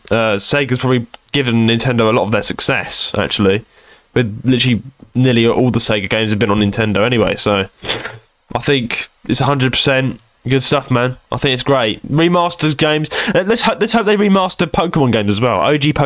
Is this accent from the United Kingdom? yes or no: yes; London, United Kingdom; I'm from London.